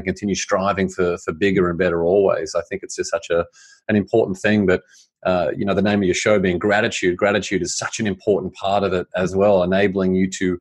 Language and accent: English; Australia; I grew up in Australia.